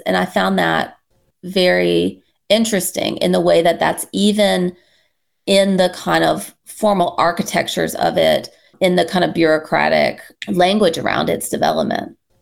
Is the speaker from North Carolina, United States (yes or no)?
yes; North Carolina, United States; now in Michigan, United States; I'm originally from North Carolina